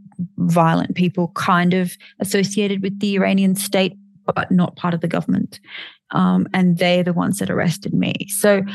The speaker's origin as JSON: {"language": "English", "country": "Australia", "said": "being an Australian and not an American"}